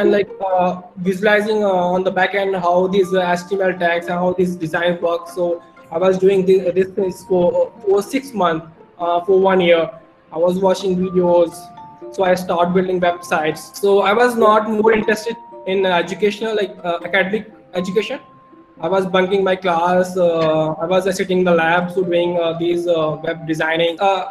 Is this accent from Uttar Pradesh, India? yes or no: yes; Uttar Pradesh, India; English is a second language; I'm from India, and in India, in UP.